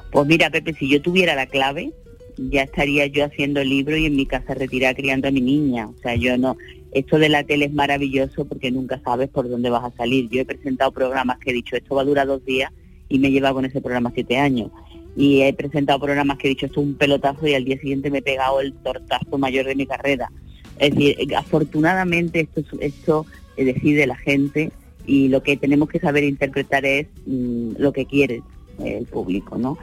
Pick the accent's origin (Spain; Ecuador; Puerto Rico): Spain; Sanlúcar de Barrameda, Andalusia; also born or lived in Málaga; hay mucha gente que cree que soy de Málaga y no de San Lucas de Barrameda